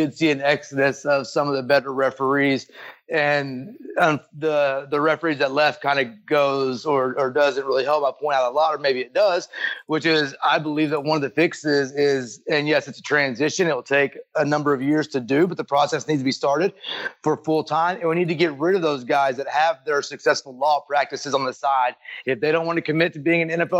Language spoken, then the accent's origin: English; Texas, United States; I grew up in Texas